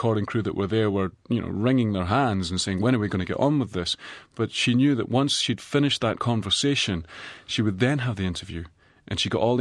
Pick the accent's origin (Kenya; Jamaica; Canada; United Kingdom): United Kingdom; Edinburgh, Scotland; now in New Zealand; I'm from Edinburgh.